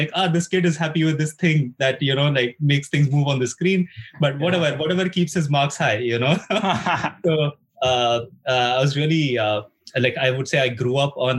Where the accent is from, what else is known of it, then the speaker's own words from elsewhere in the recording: India; moved away as an adult; now in Finland; I'm from India